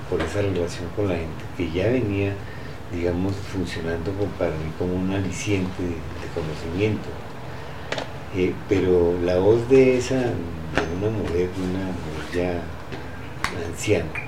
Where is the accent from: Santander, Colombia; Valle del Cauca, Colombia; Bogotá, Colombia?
Bogotá, Colombia; en Chocotá, en La calle donde yo nací.